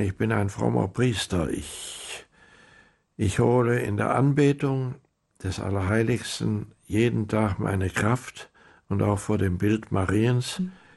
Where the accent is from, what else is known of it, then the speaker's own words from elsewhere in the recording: Rhineland, Germany; moved away as an adult; also born or lived in South America; Ich bin Rheinländer und die Rheinländer sind vielleicht Frohnaturen, so sagt man